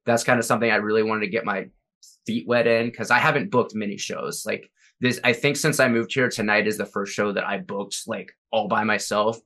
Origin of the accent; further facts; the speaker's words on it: Jacksonville, Florida, United States; moved away as an adult; now in Minneapolis, United States; I'm from Jacksonville